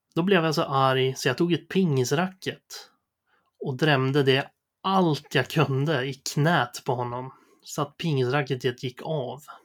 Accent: Sundsvall, Västernorrland County, Sweden; jag föddes i april 1988 på Sundsvalls sjukhus. Eh, jag bodde hela min uppväxt på Essvik söder om Sundsvall

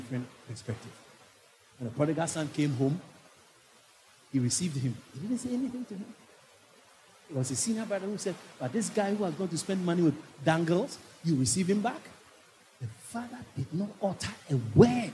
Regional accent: Netherlands; now in Ghana; I grew up in Holland

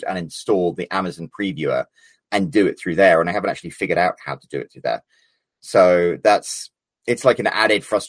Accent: Scotland, United Kingdom; I'm Scottish.

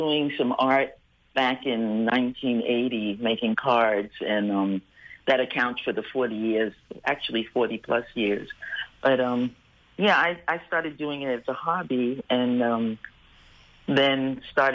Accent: New York City, New York, United States; moved away as an adult; now in St. Croix, U.S. Virgin Islands; I was born in Harlem. My parents migrated to Harlem.

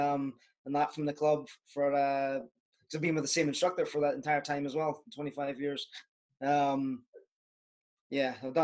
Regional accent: Scotland, United Kingdom; also born or lived in Canada; my accent doesn't sound like it now. I'm actually Canadian. So when I was 5 or 6 years old, moved to the country in Scotland

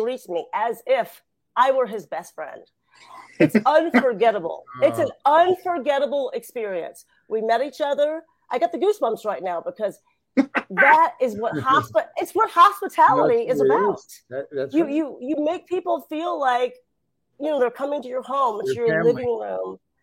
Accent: Ottawa, Ohio, United States; moved away; also born or lived in Los Angeles; I was born and raised in a small town called Ottawa

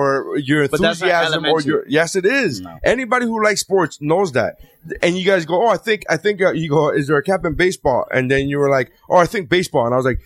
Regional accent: Miami, Florida, United States; I'm from Miami. I'm not Cuban.

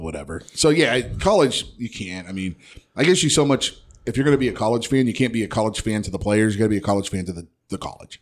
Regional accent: Ohio, United States; I'm from Ohio

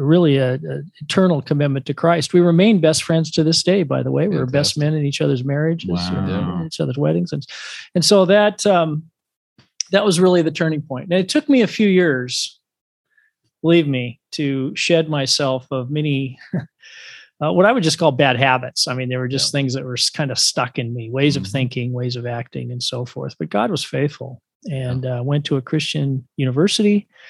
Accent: Dallas, Oregon, United States; the church that I grew up in as a young person in a small town called Dallas, Oregon, just 10 miles west of the capital of Oregon, Salem.

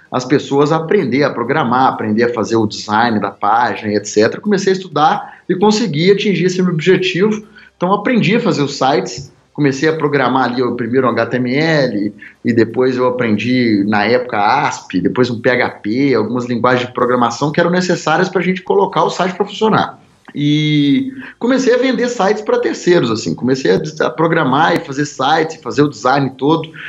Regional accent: Governador Valadares, Minas Gerais, Brazil; Então, eu sou natural de Governador Valadares, que é uma cidade no interior de Minas, né

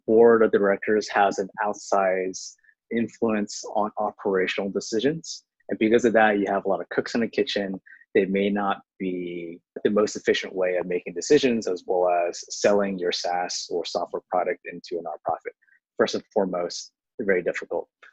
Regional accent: Houston, Texas, United States; first language Chinese; English is a second language; moved away; also born or lived in Harlem, New York; I'm born in Houston, Texas, and they sent me to ESL because I learned Chinese first at home

